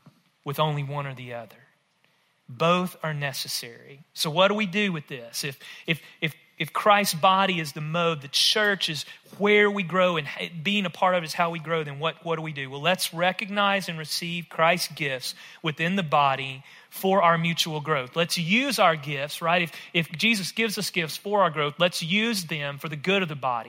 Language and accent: English; rural West Tennessee, United States; I grew up in rural West Tennessee, if my accent doesn't give it away